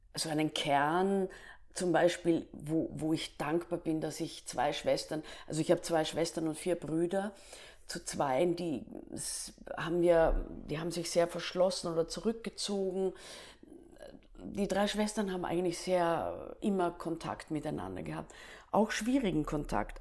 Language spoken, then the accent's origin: German; Staatz, Lower Austria, Austria; also born or lived in Klagenfurt, Austria; Staatser Klippe ist eine Ruine und da bin ich aufgewachsen